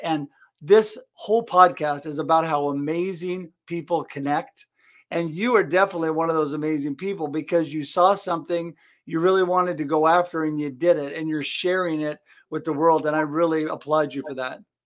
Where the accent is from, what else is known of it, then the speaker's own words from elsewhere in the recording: Oregon, United States; I come from Oregon